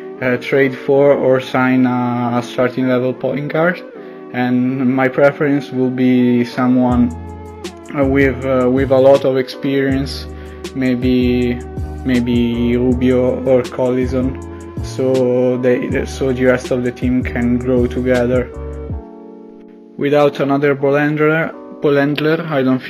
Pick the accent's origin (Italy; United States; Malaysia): Italy; English is a second language; as you can tell from my accent, I'm not American. I'm Italian